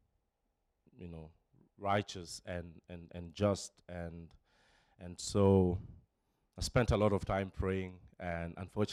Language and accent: English; Nairobi, Kenya; moved away; Born and raised in Nairobi, Kenya, to a family of four siblings